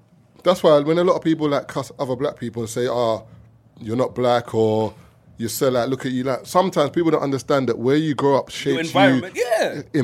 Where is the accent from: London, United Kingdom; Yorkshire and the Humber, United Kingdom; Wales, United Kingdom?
London, United Kingdom; also born or lived in Lewisham, London; I'm from East originally